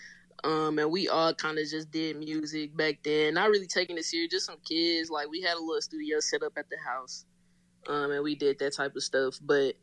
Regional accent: Nashville, Tennessee, United States; moved away as an adult; now in Atlanta, United States; I'm from Nashville, Tennessee. I'm in Atlanta now. I came out here, I believe, 2014.

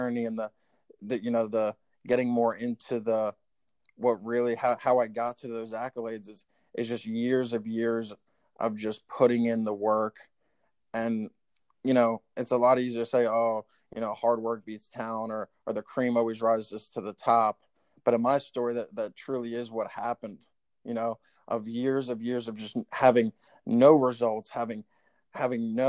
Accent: Tinton Falls, New Jersey, United States; we grew up in Tinton Falls, New Jersey

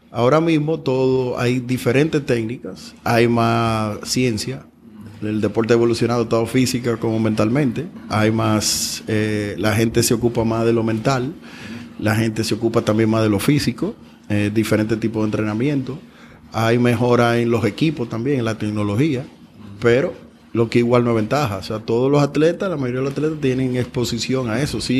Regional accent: Dominican Republic; born or raised there

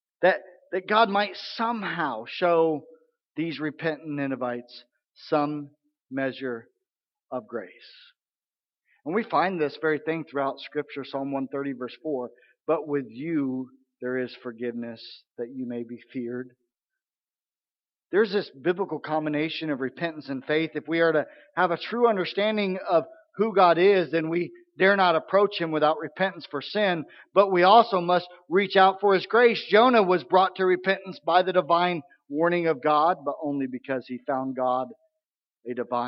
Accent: Missouri, United States; I grew up a lot in Missouri

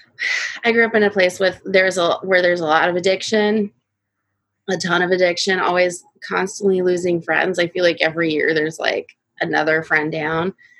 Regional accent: California, United States; growing up in the high desert

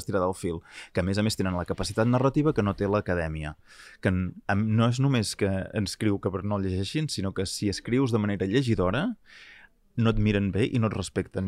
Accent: Catalonia, Spain; som catalans

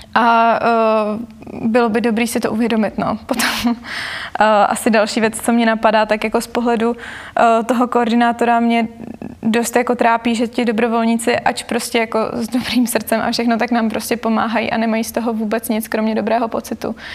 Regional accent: Prague, Czechia; jsem vyrostla v Praze

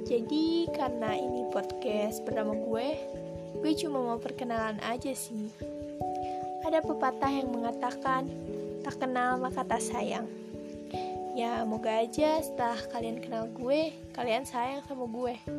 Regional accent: Bandung, West Java, Indonesia; born there; dan gue gak punya nama panjang gue lahir di Bandung pada 2004

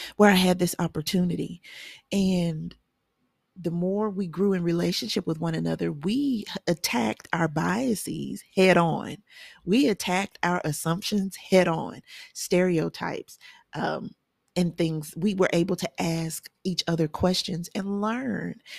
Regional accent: the South, United States; I'm a Southerner, and I am

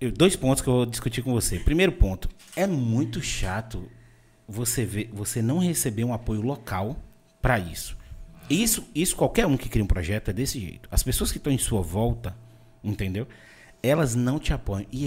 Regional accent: Vitória da Conquista, Bahia, Brazil; also born or lived in Salvador; now in Itabuna, Brazil; Eu sou de Vitória da Conquista, morei 12 anos em Salvador e vim para Itabuna. Mas, como Conquista ali tá perto de Minas, a gente ainda corta um pouco as palavras, entendeu?

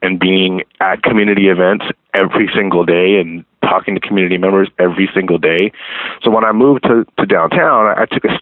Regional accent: Baldwin Park, California, United States; I grew up in Baldwin Park, which is a city about 18 miles east of downtown.

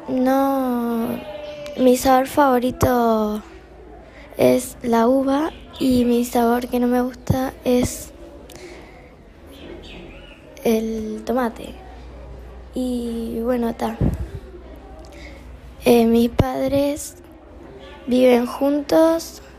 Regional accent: Montevideo, Uruguay; born there; tengo 10 años, vivo en Uruguay, nací en Montevideo

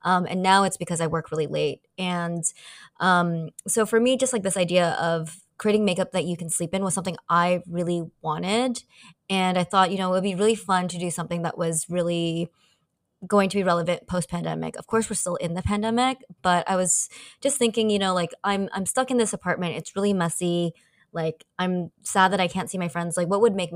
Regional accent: San Francisco, California, United States; moved away as an adult; also born or lived in Asia; I grew up Asian American in San Francisco

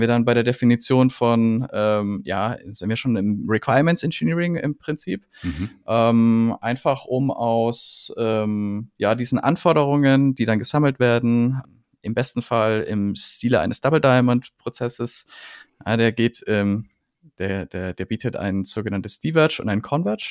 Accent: Franconia, Bavaria, Germany; ich bin Franke, ich komme aus dem Frankenland und ich äh, äh, kenne das fränkische Gemüt

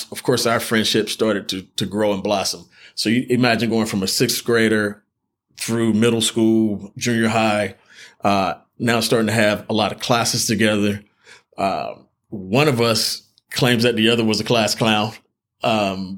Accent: Raleigh, North Carolina, United States; also born or lived in Johnston County, North Carolina; I grew up in Gatewood

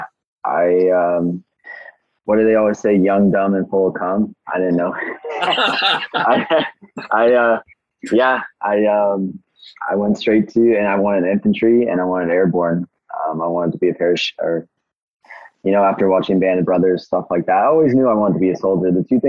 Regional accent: Fresno, California, United States; moved away as an adult; also born or lived in Alaska; I grew up in Fresno, California. I did all my primary school and high school there.

